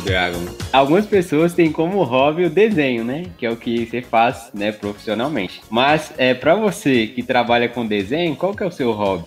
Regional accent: Minas Gerais, Brazil; accent: mineiro; also born or lived in Sete Lagoas; nós somos de Minas, a gente mora em Sete Lagoas

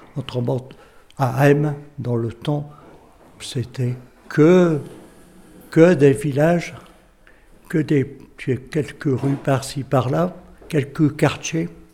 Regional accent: M, Hauts-de-France, France; je suis né à Haim en 1936. Donc, j'ai vécu toute mon enfance et tout tout le temps à M.

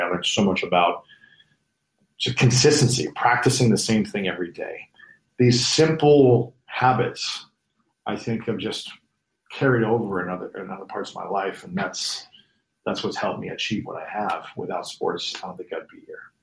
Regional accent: Columbus, Ohio, United States; moved away; my hometown in, in Columbus

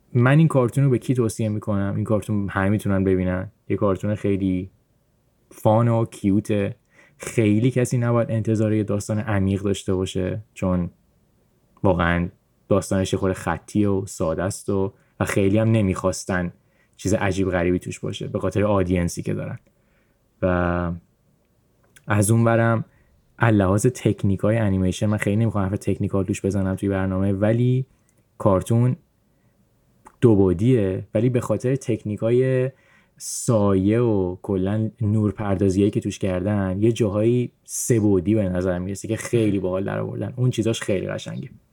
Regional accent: Iran; من به عنوان کسی که تو ایران بزرگ شدم

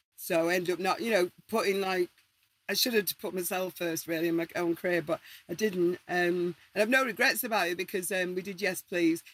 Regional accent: Manchester, North West England, United Kingdom; we're all from Manchester or Salford

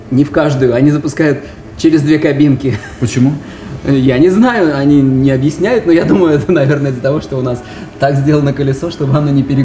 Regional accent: Volgograd, Volgograd Oblast, Russia; из Волгограда.

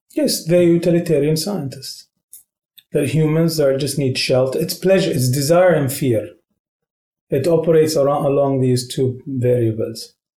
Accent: Qatar; moved away as an adult; now in Moscow, Russia; I'm from Qatar, a country that is positioned in the Arabian Peninsula.

